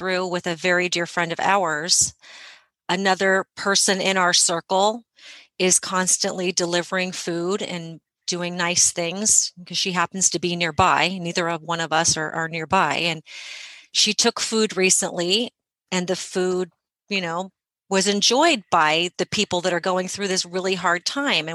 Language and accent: English; United States; as an American